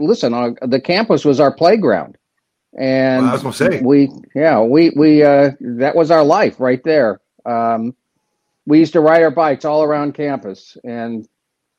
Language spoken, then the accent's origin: English; Bloomington, Indiana, United States; moved away as an adult; also born or lived in Southern California; I grew up in Bloomington, went to Indiana, then I went to grad school in Southern California.